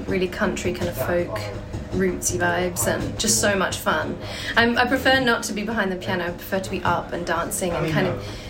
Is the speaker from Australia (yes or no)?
yes; Australia; I'm actually from Australia.